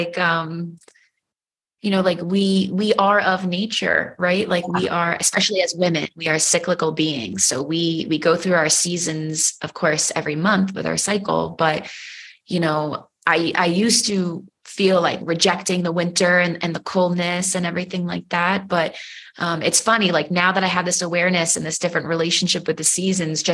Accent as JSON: {"language": "English", "region": "New York", "country": "United States", "said": "I'm from New York"}